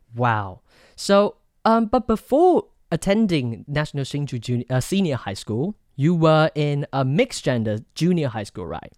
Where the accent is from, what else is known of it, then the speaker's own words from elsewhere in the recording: Taoyuan, Taiwan; the best high school in my hometown, Taoyuan